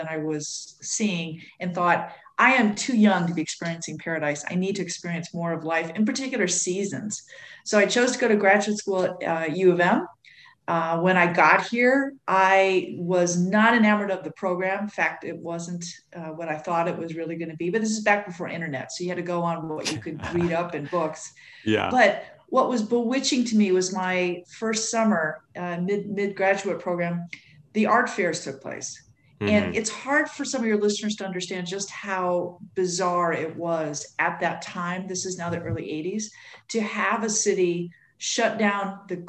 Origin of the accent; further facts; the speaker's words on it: California, United States; moved away as an adult; now in Ann Arbor, United States; I'm from California.